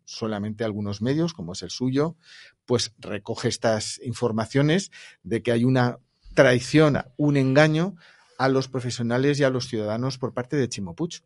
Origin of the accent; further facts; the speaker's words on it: Valencian Community, Spain; yo le hablo como valenciano